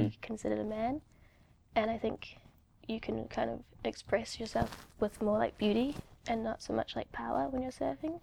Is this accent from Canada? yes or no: no; New Zealand; now in New York, United States; I grew up in New Zealand